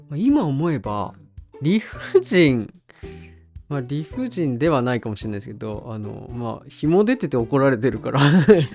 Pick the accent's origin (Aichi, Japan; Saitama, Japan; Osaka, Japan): Aichi, Japan; Okazaki; now in Taketa, Japan; 生まれは、うん、えー、愛知県のえっ、と岡崎市という。